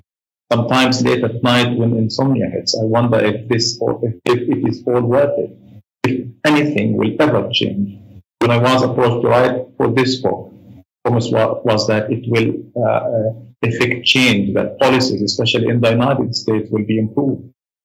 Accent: Gaza, Gaza Strip, Palestine; my experience as Palestinians growing up in Gaza

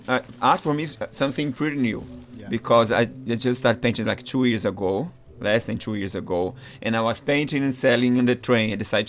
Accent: Maranhão, Brazil; English is a second language; also born or lived in São Paulo; now in New York, United States; I'm from Maranhão, but I came from São Paulo. I used to live in São Paulo.

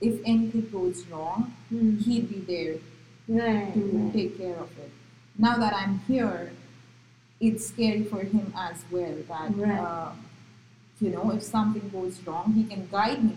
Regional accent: Gujarat, India; first language Marathi; English is a second language; moved away as an adult; also born or lived in Maharashtra; now in United States; I was born in Maharashtra but brought up in Gujarat.

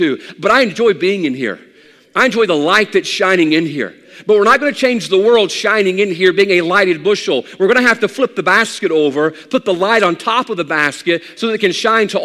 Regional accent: South Mississippi, United States; we grew up here in the South. I'm a South Mississippi boy.

